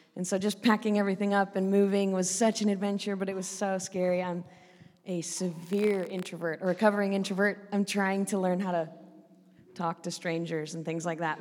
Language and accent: English; Oregon, United States; moved away as an adult; also born or lived in Northern Ireland; I grew up in a in Oregon, which is the northern part of the west coast of America